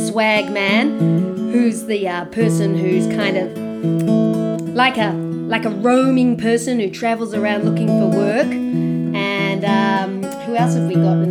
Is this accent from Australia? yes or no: yes; Australia; also born or lived in Auckland, New Zealand; I grew up in Australia.